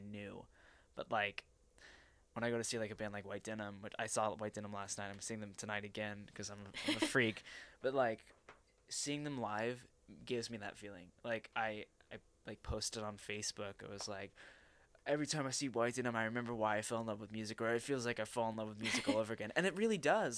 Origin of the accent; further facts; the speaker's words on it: Arlington, Texas, United States; at age 13 in Arlington, Texas, at a public, uh, uh, I guess junior high school